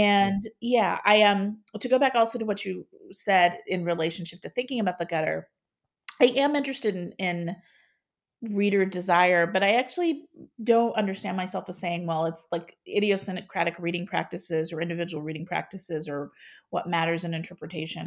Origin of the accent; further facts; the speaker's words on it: Ohio, United States; moved away as an adult; now in St. Louis, United States; since I'm from Ohio, when I would go home for the holidays